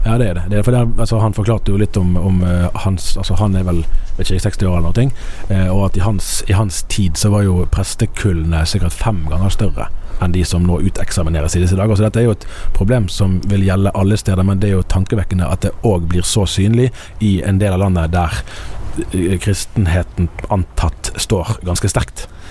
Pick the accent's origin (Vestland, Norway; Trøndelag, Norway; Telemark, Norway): Vestland, Norway; Bergen; jeg er jo eh, eh miljøskadd som eh, bergenser, sant? og bergensere er jo veldig klar over at vi kommer fra Norges nest største